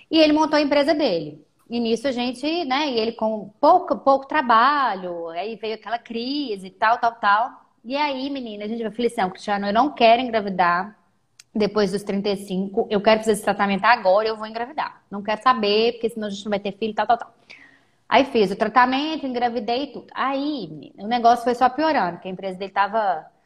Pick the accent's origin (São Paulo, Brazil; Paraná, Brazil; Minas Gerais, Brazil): Minas Gerais, Brazil; Belo Horizonte; now in Maringá, Brazil; eu mudei para Maringá, eu sou de Belo Horizonte